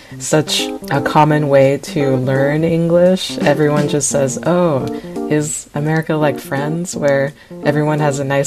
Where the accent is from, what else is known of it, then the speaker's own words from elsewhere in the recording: California, United States; moved away; I'm from California